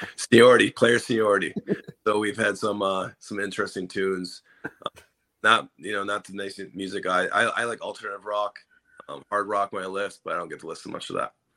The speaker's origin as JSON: {"language": "English", "region": "Minnesota", "country": "United States", "moved": "yes", "lives_now": "Cincinnati, United States", "said": "I'm from Minnesota but uh, I met my wife here in Cincinnati."}